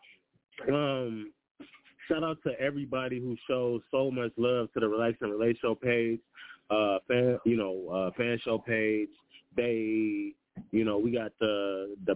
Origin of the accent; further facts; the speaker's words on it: Detroit, Michigan, United States; I'm from Detroit